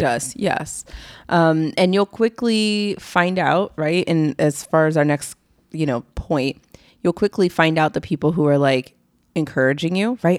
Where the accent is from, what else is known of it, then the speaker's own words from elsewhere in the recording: East Coast, United States; We're from the East Coast